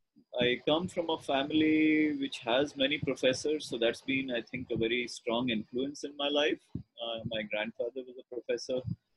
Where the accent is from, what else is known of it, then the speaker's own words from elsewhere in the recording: Ranchi, Jharkhand, India; also born or lived in Patna / Jamshedpur / Coimbatore / Lucknow; So I was born in Patna, grew up in Ranchi, Jamshedpur, Coimbatore, Lucknow.